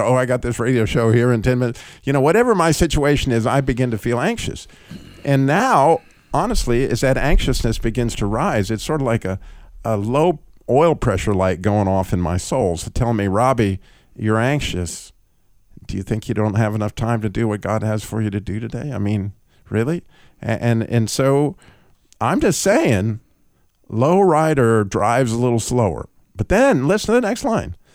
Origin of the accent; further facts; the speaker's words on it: United States; as an American